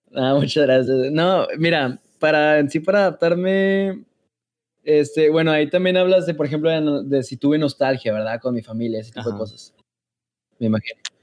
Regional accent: Mexico; moved away as an adult; now in Germany; como somos los mexicanos

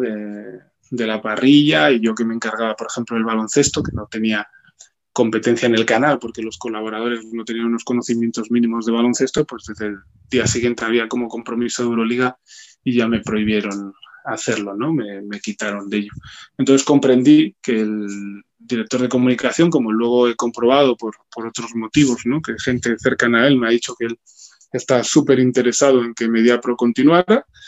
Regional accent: Spain; como ciudadano español

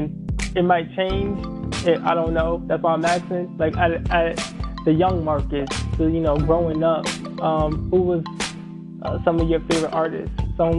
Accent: Springfield, United States; I'm also from Springfield too. It's a gritty city. It's a small city.

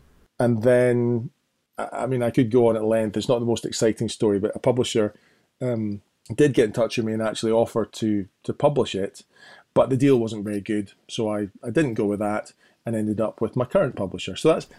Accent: Edinburgh, Scotland, United Kingdom; also born or lived in Golspie; I was living up actually in the Highlands, bizarrely. I was born in Edinburgh, but moved up to a place called Golspie when I was 10, and then came back down again.

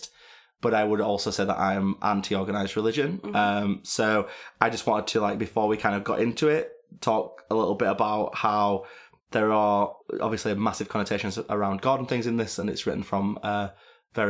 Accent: Sheffield, Yorkshire and the Humber, United Kingdom; moved away; I played a show in Sheffield, which is my hometown. Well, not technically

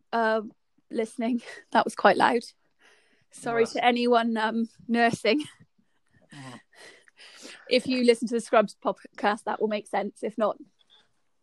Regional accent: Bristol, South West England, United Kingdom; I'm from Bristol.

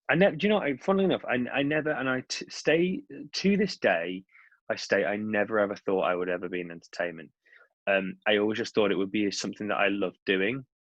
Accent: Cheshire, North West England, United Kingdom; moved away; I've got my mum and dad in you know in my hometown, and I can just go away and be in Cheshire.

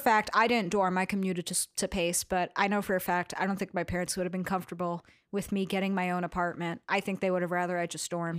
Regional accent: New York City, New York, United States; I grew up in Astoria

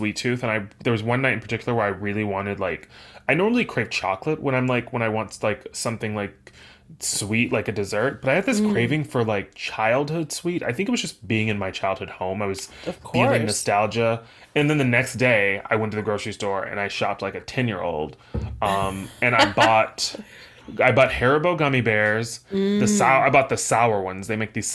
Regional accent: the South, United States; I come from the South

